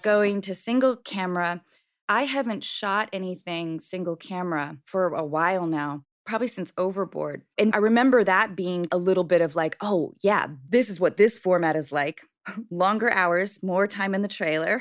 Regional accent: Washington, United States; I grew up in Washington State

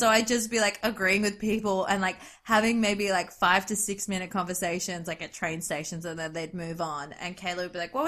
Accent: Australia; I say that as an Australian

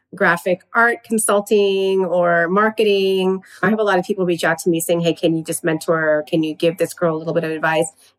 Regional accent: Southern California, United States; I'm born and raised in Southern California

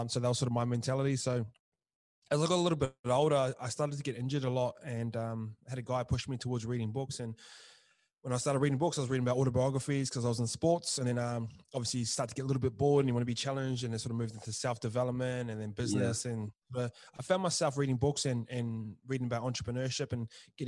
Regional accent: Tokoroa, Waikato, New Zealand; that was sort of the town I grew up

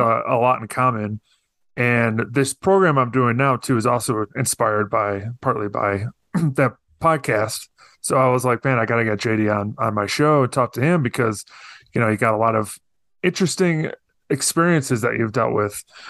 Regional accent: Northern Illinois, United States; where I grew up in Northern Illinois

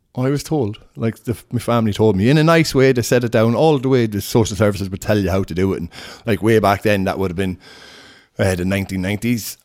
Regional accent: Sligo, Connacht, Ireland; also born or lived in Scotland / London; I'm from Sligo, um, originally from Sligo, grew up here. I lived here until I was twenty and then moved to Scotland.

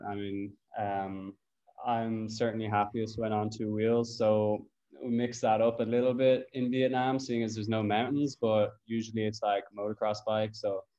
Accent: Cabinteely, Leinster, Ireland; We built these kind of mountain bike tracks in Cabinteely Park.

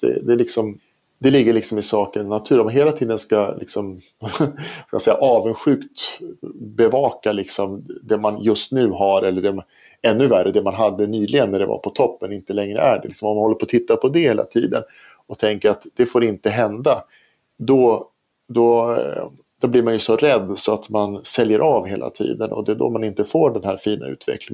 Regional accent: Sweden; i Sverige då, eftersom vi är svenskar

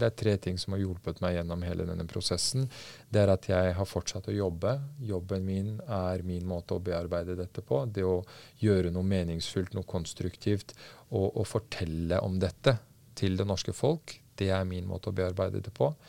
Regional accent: Norway; also born or lived in Afghanistan; Jeg har hatt det veldig veldig fint gjennom oppveksten i trygge Norge

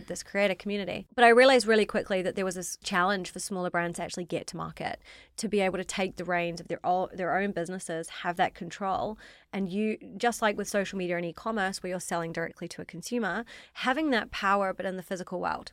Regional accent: New Zealand; accent: slightly strange accent; moved away as an adult; now in London, United Kingdom; I'm from New Zealand. So, I grew up in New Zealand, very different life to now.

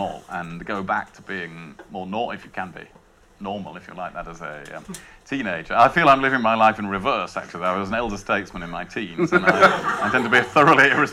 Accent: Rother Valley, Yorkshire and the Humber, United Kingdom; from the Rother Valley

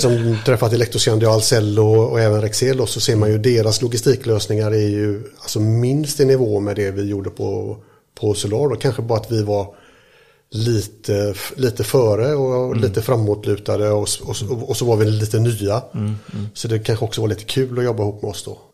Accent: Mölndal, Västra Götaland, Sweden; jag är uppväxt här i Mölndal

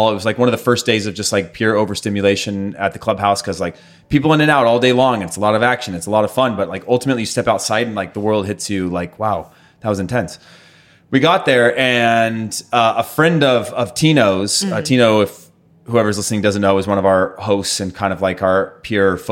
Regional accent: California, United States; moved away as an adult; also born or lived in Denmark; growing up in California

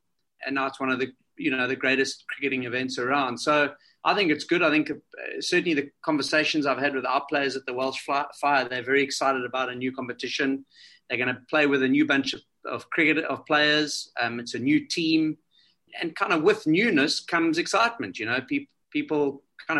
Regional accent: South Africa; I'm a South African.

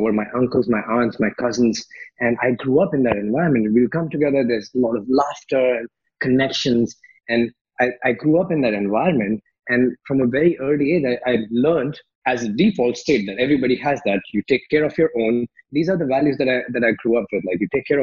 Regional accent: India; moved away as an adult; also born or lived in Philippines / Malaysia; now in Paris, France; I grew up in India, like, you know, middle class family in India

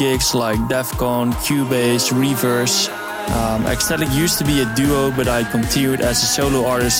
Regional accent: Netherlands; I'm from the Netherlands.

